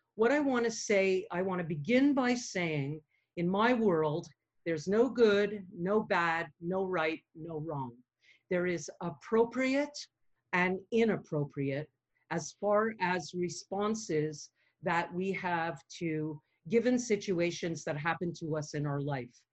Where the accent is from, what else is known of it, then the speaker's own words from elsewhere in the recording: Montreal, Quebec, Canada; accent: New York twang; also born or lived in upstate New York; I'm from Montreal and I was born and grew up here, although I spent my summers in upstate New York